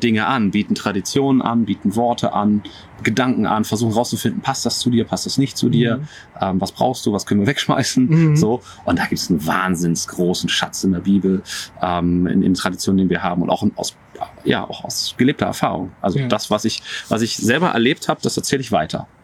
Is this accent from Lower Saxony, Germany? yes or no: yes; Buchholz in der Nordheide, Lower Saxony, Germany; also born or lived in Berlin; now in Dorfmark, Germany; Ich komme aus Buchholz in der Nordheide